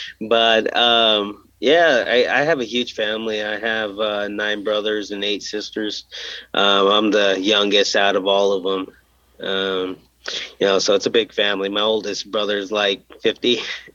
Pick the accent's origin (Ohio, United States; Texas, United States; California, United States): California, United States; Indio; born there; I was born in California. I was actually born in Indio, California, on the side of the freeway after the ambulance overheated.